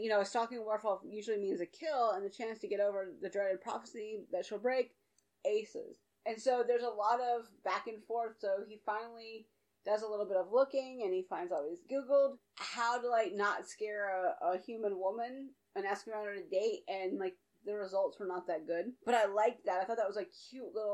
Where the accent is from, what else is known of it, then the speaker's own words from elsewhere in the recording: the South, United States; I'm from the South